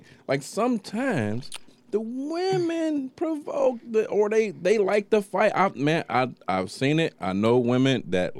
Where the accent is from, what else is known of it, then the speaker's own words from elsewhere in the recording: Detroit, Michigan, United States; I was born and raised Finkel and Livernois.